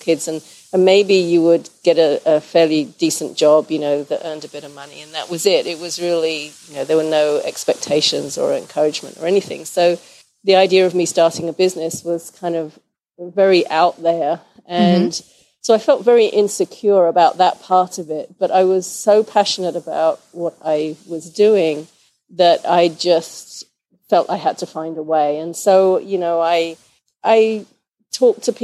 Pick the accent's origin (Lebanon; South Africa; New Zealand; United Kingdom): United Kingdom; England; moved away as an adult; also born or lived in St. Louis, Missouri / Boise, Idaho; now in Portland, United States; I'm originally from England. I moved with my husband to the U.S. in 94